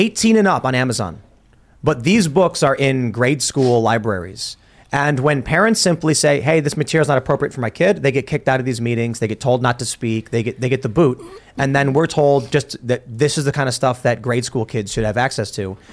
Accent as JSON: {"language": "English", "town": "Chicago", "region": "Illinois", "country": "United States", "tie": "born or raised there", "moved": "yes", "said": "I grew up in Chicago very liberal"}